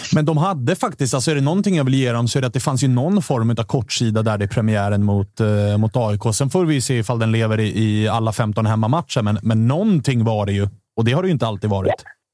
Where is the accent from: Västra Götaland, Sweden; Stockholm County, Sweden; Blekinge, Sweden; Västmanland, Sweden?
Stockholm County, Sweden; Stockholm; oss stockholmare